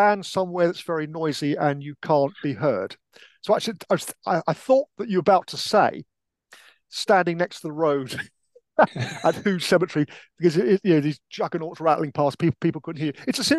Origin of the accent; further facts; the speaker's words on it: London, United Kingdom; I'm a Londoner